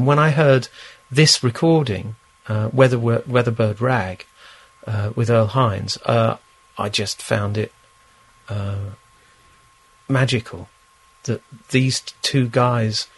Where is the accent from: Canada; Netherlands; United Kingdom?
United Kingdom; London; in Chiswick, where we are at this very moment. I wasn't born in this flat, but I was born in Chiswick.